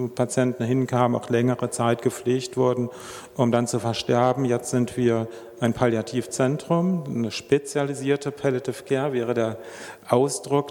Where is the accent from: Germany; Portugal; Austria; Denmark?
Germany; moved away as an adult; now in Switzerland; ich bin selber, Sie hören es an meinem nicht vorhandenen Mundart. Ich bin äh, Dütscher und erst seit fünf Jahren hier ähm, bei, bei, uns in der Schweiz